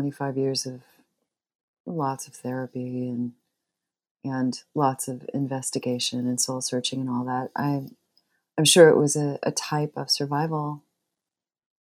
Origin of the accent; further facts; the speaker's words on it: Torrance, California, United States; now in Bloomington, United States; I grew up in Torrance, which is one of the south suburbs